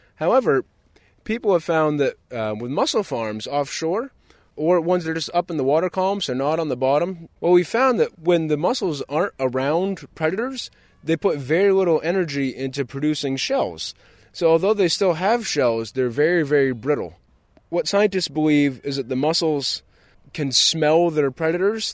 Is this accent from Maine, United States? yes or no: yes; Long Island, Maine, United States; I grew up lobstering on Long Island, Maine, which is in Casco Bay, off of Portland.